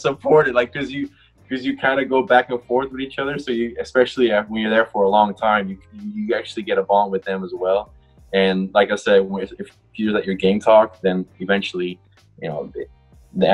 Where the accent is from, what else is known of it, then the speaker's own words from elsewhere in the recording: Netherlands; moved away as an adult; also born or lived in North Carolina; I grew up in Holland.